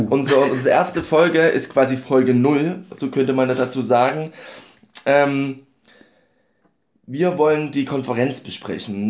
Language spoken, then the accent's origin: German; Dresden, Saxony, Germany; Ich komme aus Dresden.